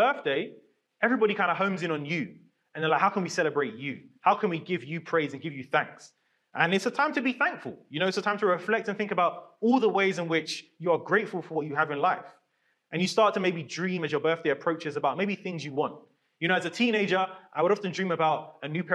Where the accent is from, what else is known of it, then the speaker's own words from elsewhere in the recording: London, United Kingdom; growing up in London